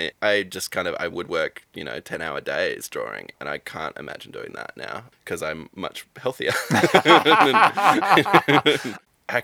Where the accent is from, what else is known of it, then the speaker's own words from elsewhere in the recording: Albany, Western Australia, Australia; I'm from Albany in West Australia, so on the very, like, bottom south tip. So very isolated but beautiful part of the world.